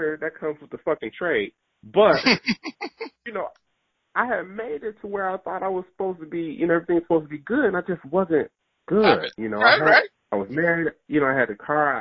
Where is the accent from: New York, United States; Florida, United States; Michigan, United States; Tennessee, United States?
Michigan, United States; Detroit; So I grew up in Detroit. I was born and raised in Detroit